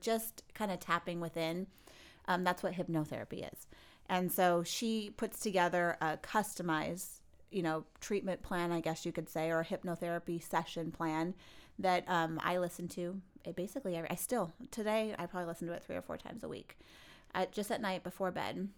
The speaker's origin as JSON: {"language": "English", "region": "California", "country": "United States", "said": "I'm from California"}